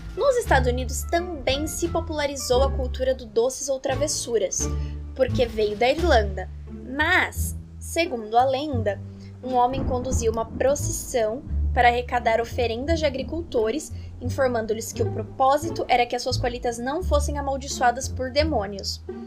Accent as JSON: {"language": "Portuguese", "country": "Brazil"}